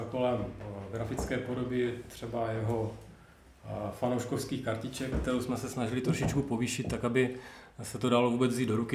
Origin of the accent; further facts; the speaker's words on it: Brno, South Moravian Region, Czechia; jsem z Brna, stejně jako Tomáš Bábek.